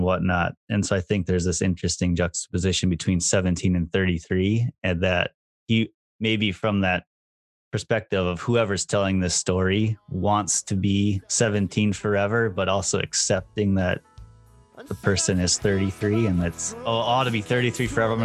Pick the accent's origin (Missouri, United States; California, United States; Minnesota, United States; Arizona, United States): Minnesota, United States; Minneapolis; now in Kobe, Japan; growing up in the Twin Cities and kind of having a strong kind of emotional connection to the area